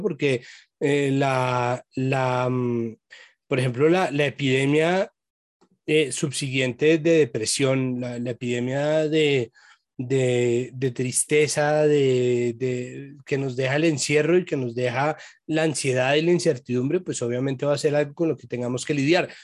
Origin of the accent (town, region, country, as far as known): Colombia